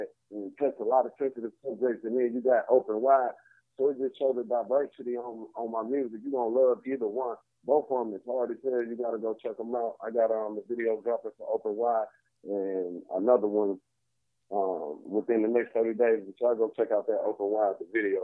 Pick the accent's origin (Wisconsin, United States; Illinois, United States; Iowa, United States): Illinois, United States; Chicago; also born or lived in Atlanta; I rep Chicago, so I'm from Chicago